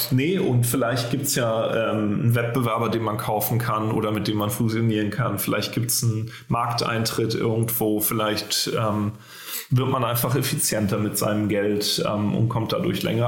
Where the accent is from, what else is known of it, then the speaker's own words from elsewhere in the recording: Berlin, Germany; für uns als Deutsche oder gerade als Berliner